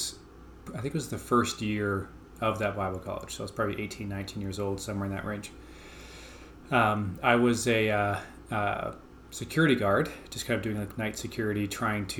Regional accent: Calgary, Alberta, Canada; I grew up here in Calgary, Alberta.

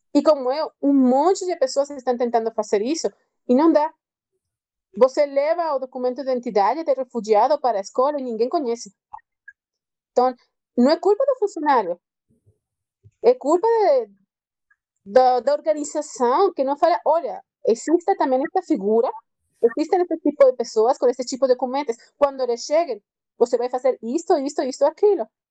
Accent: Venezuela; Portuguese is a second language; moved away as an adult; also born or lived in Rio de Janeiro, Brazil; now in Brazil; eu sou venezuelana

